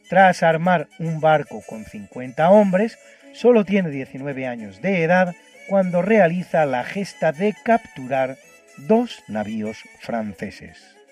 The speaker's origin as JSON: {"language": "Spanish", "country": "Spain"}